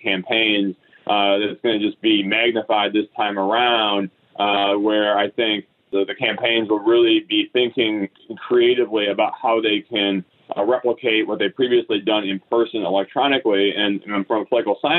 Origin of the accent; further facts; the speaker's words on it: Wisconsin, United States; now in Pennsylvania, United States; I grew up in Wisconsin